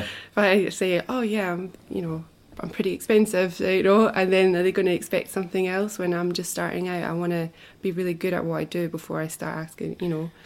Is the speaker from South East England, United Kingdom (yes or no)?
no; Scotland, United Kingdom; moved away as an adult; also born or lived in Wanaka, New Zealand; now in Queenstown, New Zealand; I come originally from Scotland. I was brought up there and I lived there until I was 30.